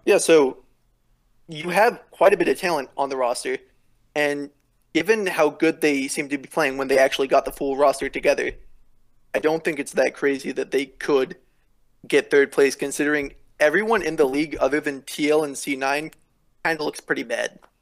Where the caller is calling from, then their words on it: Atascadero, California, United States; I am calling from Atascadero, California.